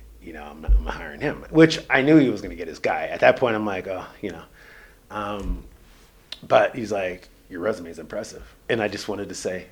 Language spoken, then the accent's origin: English; Los Angeles, California, United States; moved away; I'm more of an LA guy, just because I probably did grow up there